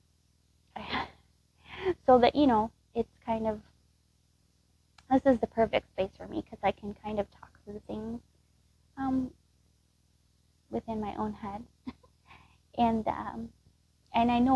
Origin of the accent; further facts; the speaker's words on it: Texas, United States; moved away as an adult; now in Wisconsin, United States; I was actually born and raised in Texas, and I moved here to the Midwest, to Wisconsin